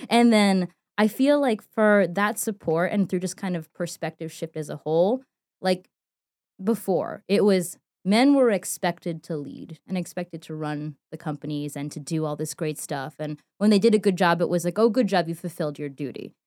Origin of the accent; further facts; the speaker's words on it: New York City, New York, United States; moved away as an adult; also born or lived in North Carolina; me growing up in New York City